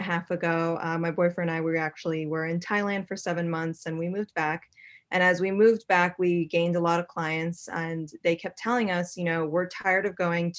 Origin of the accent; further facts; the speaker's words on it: Boston, Massachusetts, United States; moved away as an adult; also born or lived in New York City; I was born and raised in Boston, Massachusetts, and as soon as I turned 18, I moved to New York City